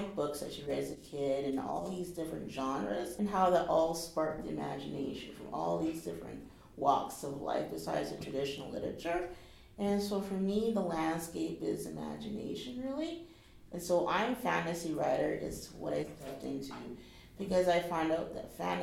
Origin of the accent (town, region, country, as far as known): Canada